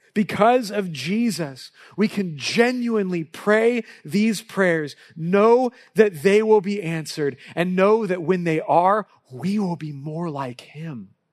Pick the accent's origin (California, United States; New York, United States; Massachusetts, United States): California, United States; Southern; I grew up in Southern California and my dad was a Dodger fan.